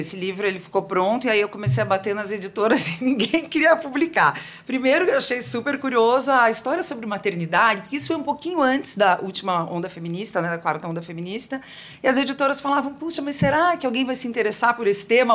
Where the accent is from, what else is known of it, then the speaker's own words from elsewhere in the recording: South Region, Brazil; eu nasci no sul do Brasil, numa comunidade bem conservadora